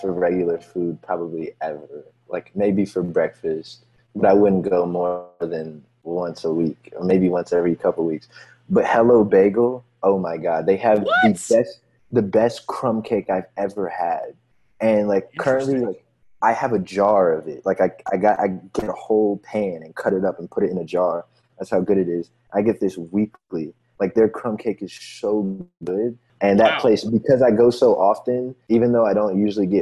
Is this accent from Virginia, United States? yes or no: yes; Chesterfield, Virginia, United States; Chester, like my hometown?